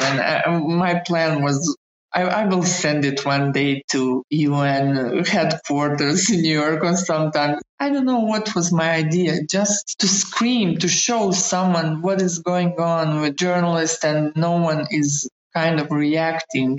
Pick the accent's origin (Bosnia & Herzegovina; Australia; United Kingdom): Bosnia & Herzegovina; moved away as an adult; also born or lived in Sarajevo; fleeing my my hometown where I lived for 37 years